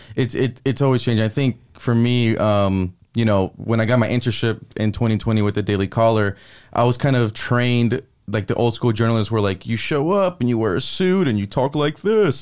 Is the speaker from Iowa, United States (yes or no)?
no; Palmdale, California, United States; also born or lived in Washington, D.C.; headed up to Palmdale